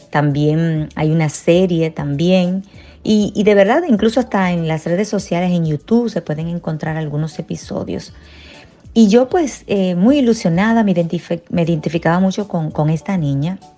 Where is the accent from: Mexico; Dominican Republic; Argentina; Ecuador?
Dominican Republic; now in Orlando, United States; Resido actualmente en la ciudad de Orlando, pero soy de la República Dominicana.